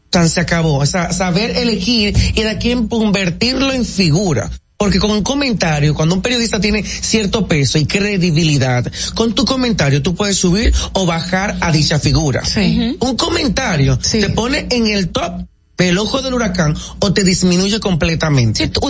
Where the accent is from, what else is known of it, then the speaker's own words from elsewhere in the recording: San Pedro de Macorís, Dominican Republic; moved away as an adult; now in Santo Domingo, Dominican Republic; Yo vengo de San Pedro de Macorís, la Sultana del Este